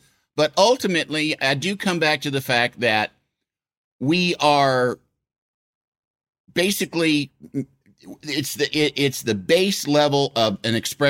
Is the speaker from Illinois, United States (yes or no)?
yes; Yorkville, Illinois, United States; I'm from Illinois. I'm from middle of northern Illinois, a town called Yorkville, kind of straight west of Chicago.